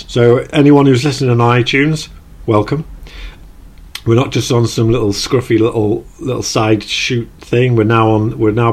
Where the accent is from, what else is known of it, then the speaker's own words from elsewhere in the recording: Newcastle upon Tyne, North East England, United Kingdom; accent: Geordie; my Geordie accent